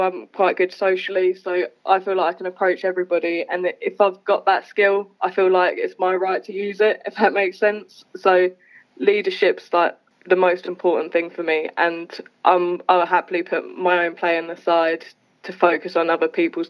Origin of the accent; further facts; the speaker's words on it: East of England, United Kingdom; I think it's the same as every British athlete. So I started in school, and then I got told by my PE teacher to go to trials, and went to Suffolk trials, got in there.